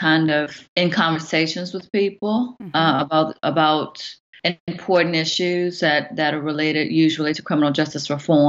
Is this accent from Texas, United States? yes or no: no; Southern Virginia, United States; moved away as an adult; now in Oklahoma City, United States; am a mama of two. I have a wonderful husband, and I'm from Southern Virginia. And so I migrated to Oklahoma City about 3.5 years ago.